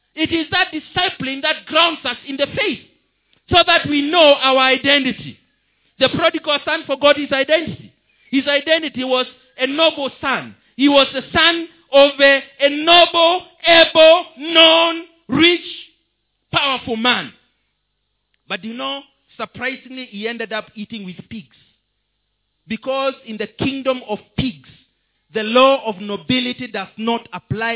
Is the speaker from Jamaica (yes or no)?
no; Kenya; I'm a Kenyan citizen